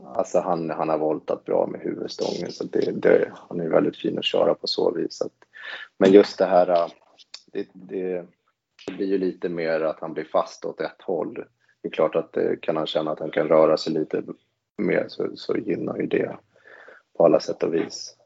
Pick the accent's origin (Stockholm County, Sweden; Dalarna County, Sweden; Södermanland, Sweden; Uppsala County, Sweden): Stockholm County, Sweden; Stockholm; moved away; jag kommer från Stockholm från början